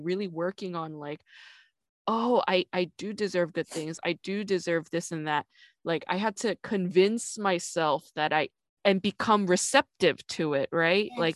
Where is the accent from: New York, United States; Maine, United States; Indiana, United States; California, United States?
New York, United States; also born or lived in South Korea; now in Los Angeles, United States; I grew up in New York